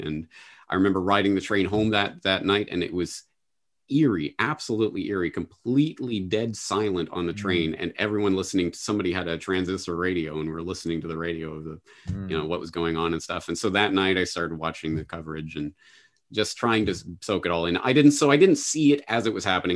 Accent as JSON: {"language": "English", "country": "Canada", "tie": "born or raised there", "moved": "yes", "lives_now": "Japan", "said": "Growing up in Canada"}